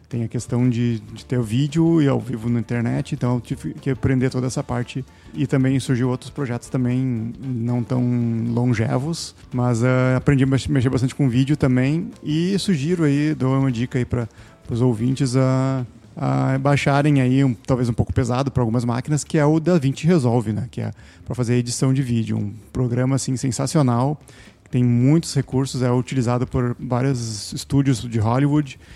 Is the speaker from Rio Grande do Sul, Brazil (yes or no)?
yes; Taquara, Rio Grande do Sul, Brazil; now in Sapiranga, Brazil; Eu nasci na cidade de Taquara, no Rio Grande do Sul, e resido na cidade de Sapiranga